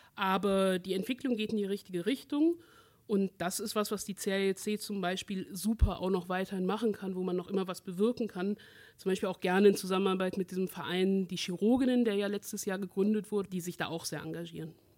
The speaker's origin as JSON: {"language": "German", "town": "Aachen", "region": "North Rhine-Westphalia", "country": "Germany", "said": "ich bin ja aus Aachen"}